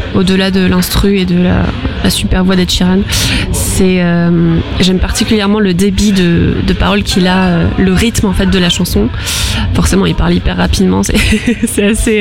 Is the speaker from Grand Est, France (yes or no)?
no; Arcachon Basin, Nouvelle-Aquitaine, France; j'ai toujours vécu sur le bassin d'Arcachon. J'ai grandi euh, sur le bassin.